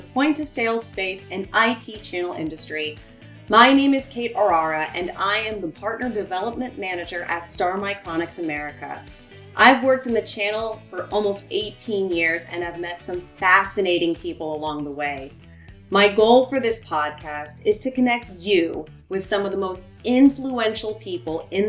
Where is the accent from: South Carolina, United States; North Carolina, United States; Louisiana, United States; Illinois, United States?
South Carolina, United States; Summerville; accent: Southern; also born or lived in Indiana / Ohio / Greenville, South Carolina; then moved to Charleston, South Carolina, or if you're from Charleston, not Charleston proper, but Somerville, South Carolina, in 89